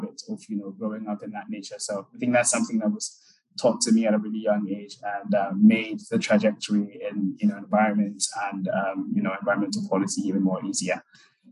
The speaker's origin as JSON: {"language": "English", "town": "Accra", "region": "Greater Accra", "country": "Ghana", "tie": "born or raised there", "also_born_or_lived": "Germany", "moved": "as an adult", "said": "My biological parents are from Ghana, so I was born and raised in Ghana. But at the age of 9, they raised me. So from age 9, I was living with her in Accra."}